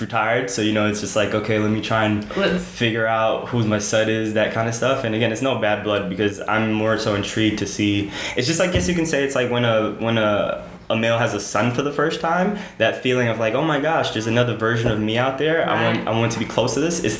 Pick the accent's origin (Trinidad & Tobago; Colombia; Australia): Trinidad & Tobago; I was born in the Caribbean on a small island known as Trinidad